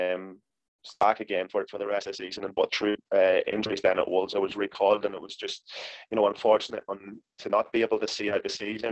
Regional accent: Monaghan, Ulster, Ireland; Monaghan United was my hometown club

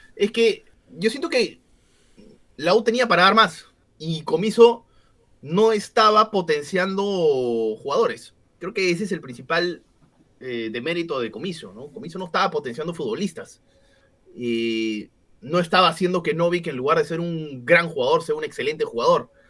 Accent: Peru

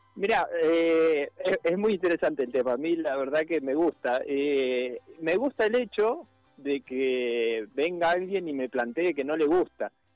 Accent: Santa Rosa, La Pampa, Argentina; moved away as an adult; now in Tandil, Argentina; De La Pampa, sí. Nacido allá y estoy acá desde... Siempre vine a Tandil eh, y desde chico y bueno, cuando terminé de estudiar

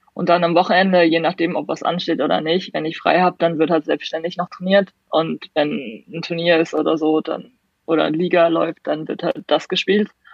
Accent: Hamburg, Germany; in Hamburg zum Beispiel, wo ich herkomme

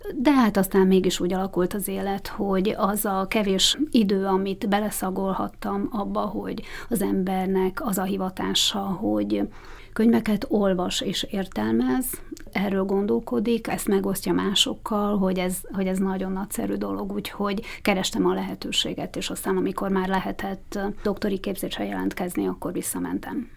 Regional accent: Bratislava, Bratislava Region, Slovakia; Tehát oda jártam általános iskolába is, óvodába is, az egész gyerekkorom Bozson kötődik

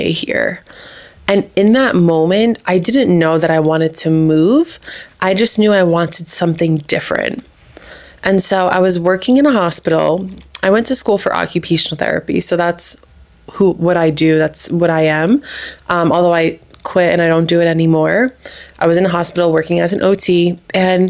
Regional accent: New Jersey, United States; moved away as an adult; also born or lived in Miami; now in Austin, United States; I'm from New Jersey, a couple towns away from Marissa

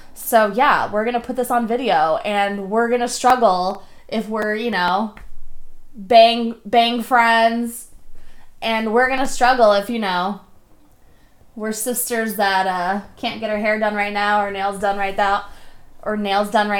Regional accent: Delray Beach, Florida, United States; moved away as an adult; also born or lived in Tampa, Florida; now in Portland, United States; I was born and raised in Florida. I'm a Florida girl. Love it down there. 561 Delray Beach

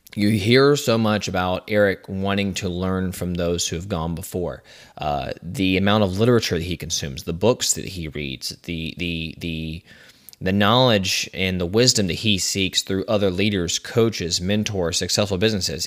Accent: Richmond Hill, Georgia, United States; Richmond Hill, Georgia, um, my hometown

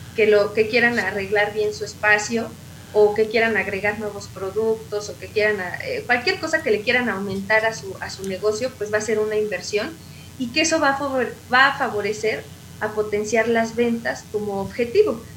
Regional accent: Mexico; como buenos mexicanos

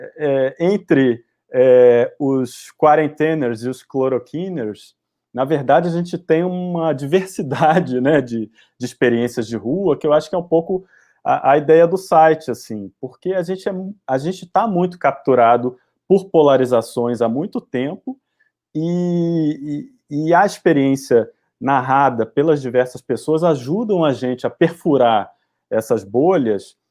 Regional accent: Brasília, Federal District, Brazil; moved away as an adult; also born or lived in Salvador; enquanto ex-morador, eu cresci em Brasília, é, me formei em Brasília

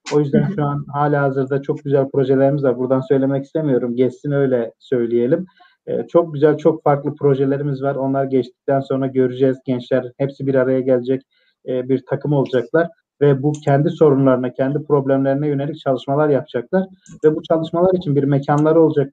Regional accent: Malatya, Turkey

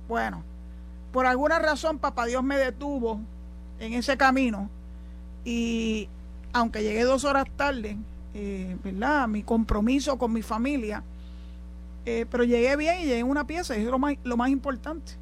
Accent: San Juan, Puerto Rico; nací y me crié en San Juan

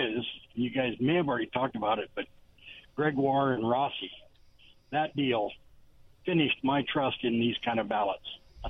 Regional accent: Washington, United States; also born or lived in West Richland; my grandfathers are Washington State natives, so I guess I am one too.

